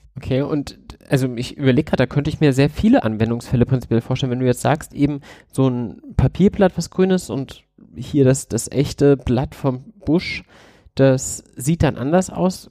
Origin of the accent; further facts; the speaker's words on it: Bad Vilbel, Hesse, Germany; ich komme aus Bad Vilbel, nähe dem Frankfurter Flughafen